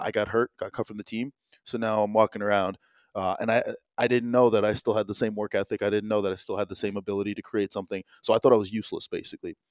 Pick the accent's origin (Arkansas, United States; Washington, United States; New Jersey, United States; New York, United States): New Jersey, United States; also born or lived in Chicago; I was born in Chicago, but, uh, uh, Jersey boy for the most part.